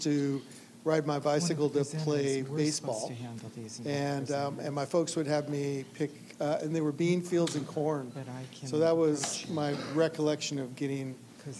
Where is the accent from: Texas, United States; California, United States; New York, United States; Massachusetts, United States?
California, United States; Venice; I grew up in Venice.